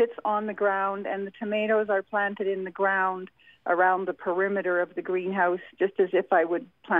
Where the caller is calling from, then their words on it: Powell River, British Columbia, Canada; I am phoning from Powell River in British Columbia.